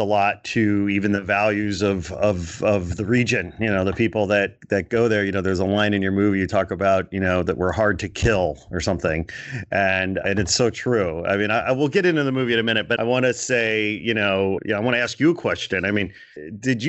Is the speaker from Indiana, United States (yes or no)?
yes; Portage, Indiana, United States; moved away as an adult; also born or lived in Gary, Indiana / Chicago / Canada; now in Los Angeles, United States; I was born in Gary, Indiana. I grew up in Portage, Indiana.